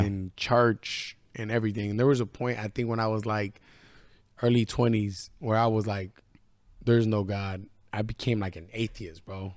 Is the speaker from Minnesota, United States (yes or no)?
no; Northern California, United States; moved away; also born or lived in Idaho; I'm from Northern California